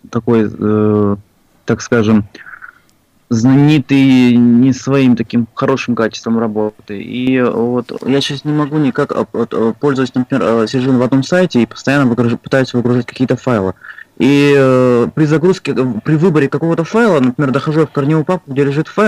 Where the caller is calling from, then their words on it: Dagestan, Russia; звонил я к вам из Дагестана.